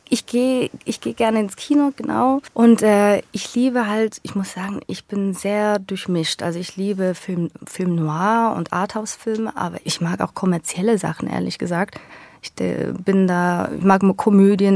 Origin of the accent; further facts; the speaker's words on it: Switzerland; accent: Swiss German; moved away as an adult; now in Berlin, Germany; Dann bin ich Schweizerin.